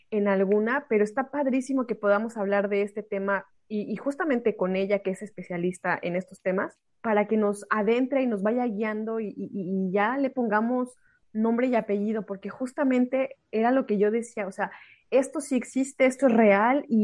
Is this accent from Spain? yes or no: no; Mexico; moved away; soy una mexicana en el extranjero.